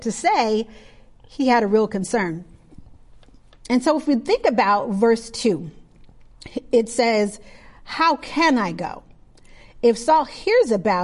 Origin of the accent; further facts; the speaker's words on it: Milwaukee, Wisconsin, United States; I grew up in Milwaukee, Wisconsin